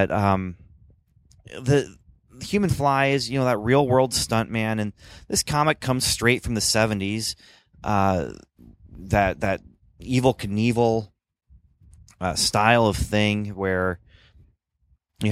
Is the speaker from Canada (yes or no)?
yes; Canada; moved away; I grew up in Canada